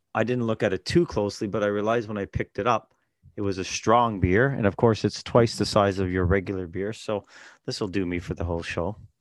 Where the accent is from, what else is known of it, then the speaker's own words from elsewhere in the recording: Toronto, Ontario, Canada; in the seventies and eighties growing up in Toronto